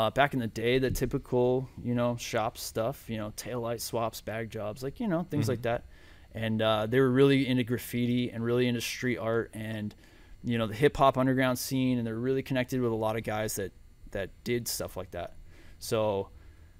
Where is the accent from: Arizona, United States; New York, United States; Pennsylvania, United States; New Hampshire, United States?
Arizona, United States; Mesa; I was born in Mesa. I've lived in Mesa. I went to Chandler. I've been living in Mesa since